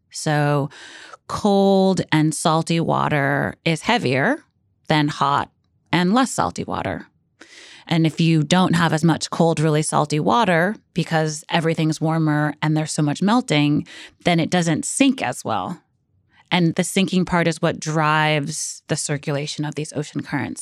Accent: New York City, New York, United States; I grew up in Brooklyn and I never thought I lived in a coastal city.

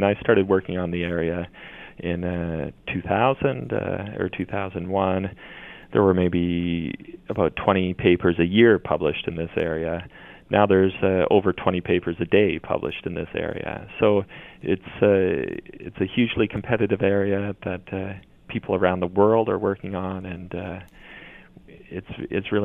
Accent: Brantford, Ontario, Canada; as a young child growing up in Brantford, Ontario

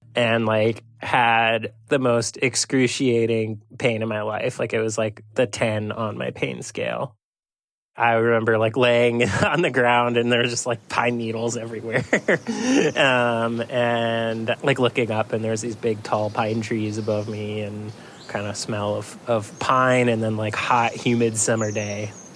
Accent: Waterbury, Vermont, United States; now in Bellingham, United States; I was in Waterbury, Vermont, my hometown

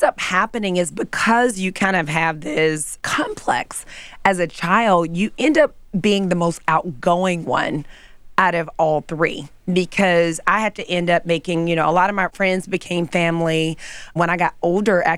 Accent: Memphis, Tennessee, United States; I grew up in Memphis, Tennessee.

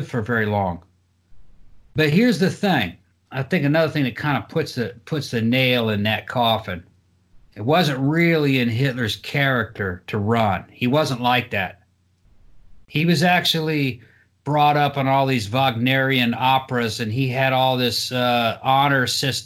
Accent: Brazil; Growing up in Brazil

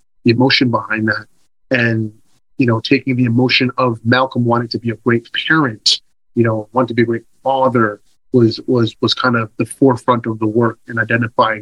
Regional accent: Toronto, Ontario, Canada; I love being from Toronto. I love being from Scarborough

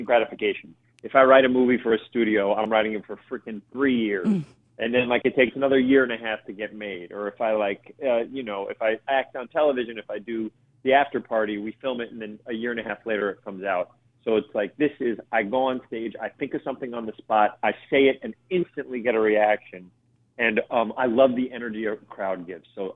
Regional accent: New York City, New York, United States; We grew up in the North Bronx

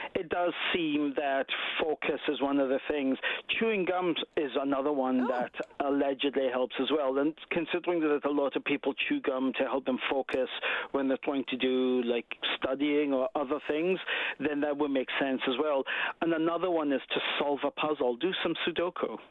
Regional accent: Scotland, United Kingdom; now in Canada; I'm from Scotland

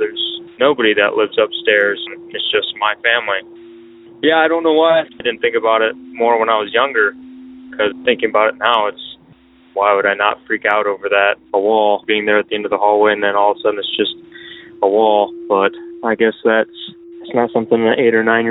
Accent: Southern Michigan, United States; I'm from Southern Michigan.

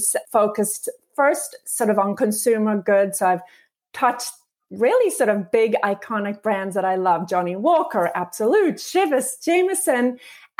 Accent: Luxembourg; moved away as an adult; also born or lived in South Africa; now in United States; I actually was born in South Africa and then spent most of my formative years in a teeny little country called Luxembourg, and then came to the US for college

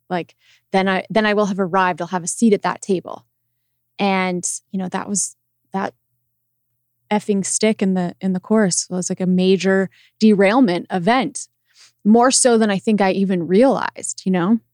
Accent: Loveland, Colorado, United States; moved away as an adult; also born or lived in Los Angeles; I was from Loveland, Colorado

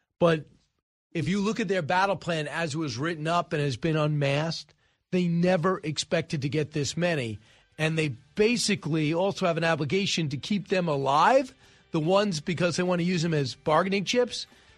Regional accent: United States; What bothers me as an American

